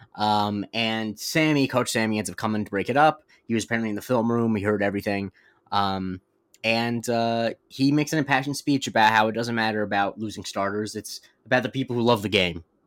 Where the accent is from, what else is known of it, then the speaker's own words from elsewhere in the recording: Florida, United States; I'm from Florida